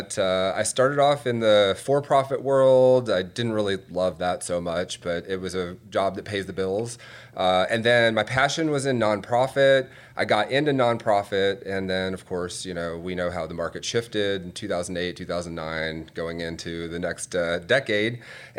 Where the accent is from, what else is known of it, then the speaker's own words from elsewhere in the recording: Atlanta, Georgia, United States; I was growing up in Atlanta in the 90s.